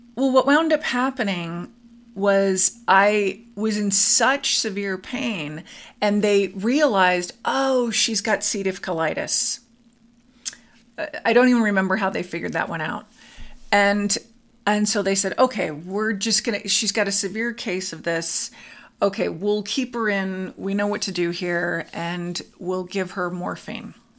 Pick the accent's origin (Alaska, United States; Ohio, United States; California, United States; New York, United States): California, United States; Studio City; now in Arizona, United States; I grew up in Studio City, California, on a farm